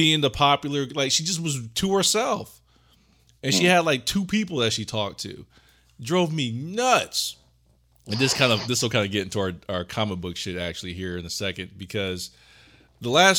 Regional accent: Ohio, United States; we're from Ohio, and we both worked at the same job

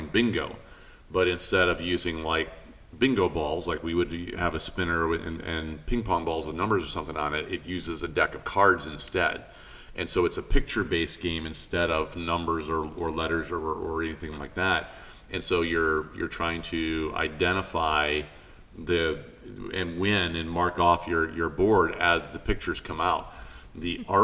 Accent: Arizona, United States; I grew up in Arizona

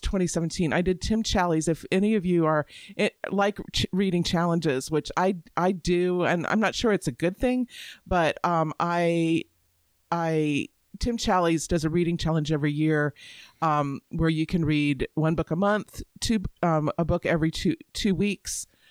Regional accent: Tampa, Florida, United States; now in Alabama, United States; I grew up in Florida

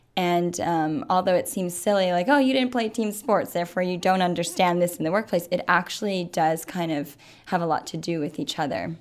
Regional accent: Waimea, Hawaii, United States; moved away; I'm originally from Waimea. It is a very, very small town on the Big Island

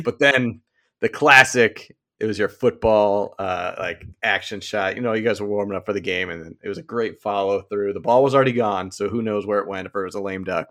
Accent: Brookline, Massachusetts, United States; growing up in Brookline, Massachusetts

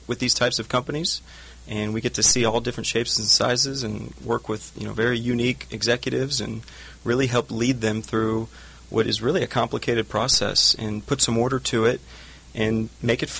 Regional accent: Phoenix, Arizona, United States; moved away as an adult; also born or lived in California; born and raised in Phoenix, Arizona

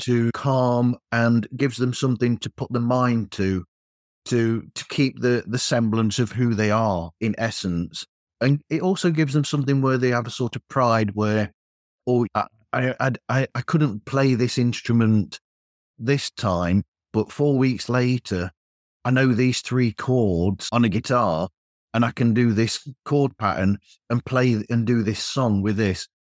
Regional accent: England, United Kingdom; I'm English

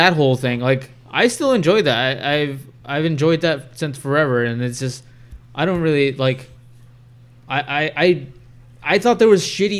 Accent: Bakersfield, California, United States; grew up in Bakersfield. Bakersfield just had Crab.

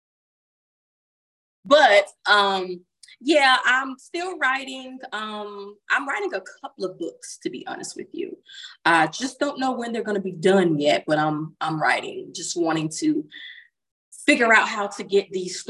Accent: Baconton, Georgia, United States; born or raised there; now in Los Angeles, United States

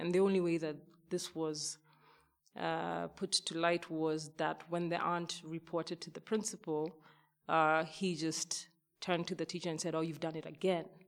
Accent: Kenya; a young girl growing up in Kenya

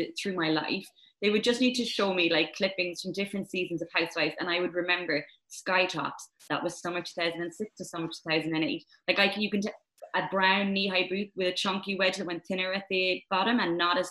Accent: Ireland; moved away as an adult; now in London, United Kingdom; as an Irish woman, right, who, when I first moved out of Ireland

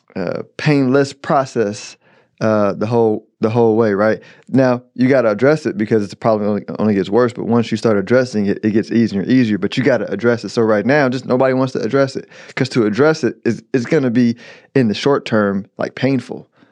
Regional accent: United States; as an American

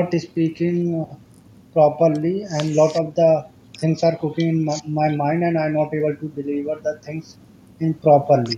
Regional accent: India; English is a second language; I'm from India

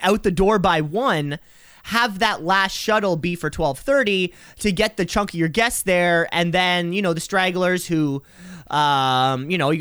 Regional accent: Canada; As a Canadian

